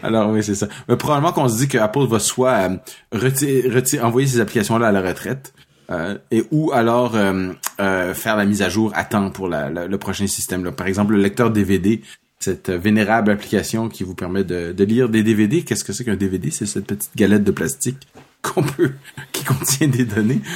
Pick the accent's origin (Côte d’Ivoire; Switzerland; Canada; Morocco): Canada; Toronto, Ontario; je suis né à Toronto en 1969.